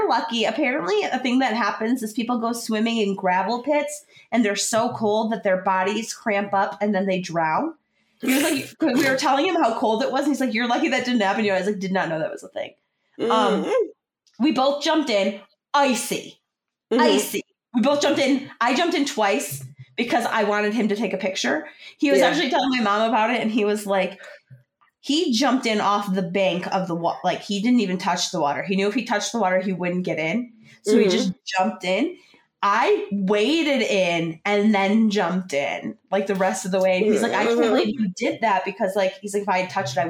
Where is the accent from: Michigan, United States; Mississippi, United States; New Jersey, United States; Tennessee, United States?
Michigan, United States; we're from Michigan